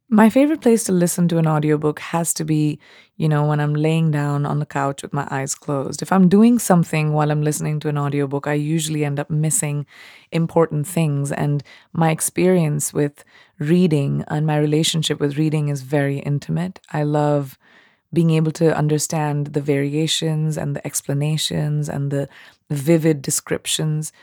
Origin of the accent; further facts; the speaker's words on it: India; accent: Indian English; I was raised in India and speaking Indian English, which is very British sounding.